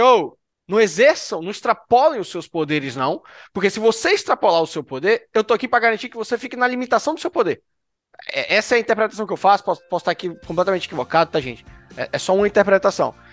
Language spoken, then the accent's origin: Portuguese; Brazil; como brasileiro, nascido no território brasileiro